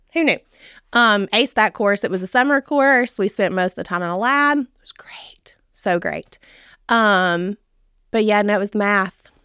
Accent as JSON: {"language": "English", "town": "Charlotte", "region": "Tennessee", "country": "United States", "tie": "born or raised there", "said": "I grew up in Dixon County. So, I, I grew up in Charlotte, lived here my entire life."}